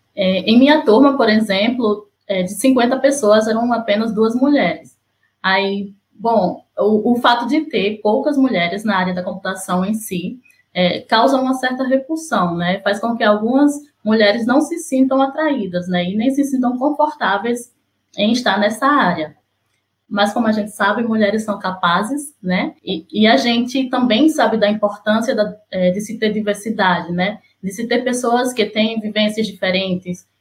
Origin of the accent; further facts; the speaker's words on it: Sergipe, Brazil; now in Recife, Brazil; sou sergipana, mas moro em Recife